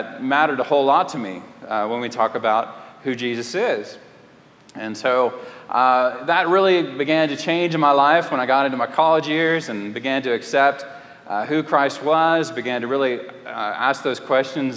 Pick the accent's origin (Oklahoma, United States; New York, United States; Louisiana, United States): Louisiana, United States; Lafayette; moved away; also born or lived in Houston, Texas / Clear Lake, Texas / Fort Worth, Texas / Canton, Texas; I grew up in Lafayette, Louisiana, and just a couple hours away from here